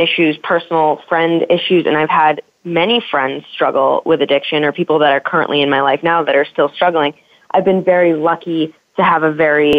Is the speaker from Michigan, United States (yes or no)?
no; Hollis, New Hampshire, United States; moved away as an adult; now in Los Angeles, United States; I am from Hollis, which is right outside of Nashua, so southern New Hampshire